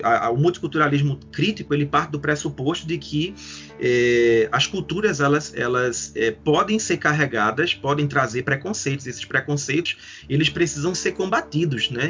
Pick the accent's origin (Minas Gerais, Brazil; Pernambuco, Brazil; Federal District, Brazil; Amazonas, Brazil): Pernambuco, Brazil; Recife; Eu sou de Recife, e que fica em Pernambuco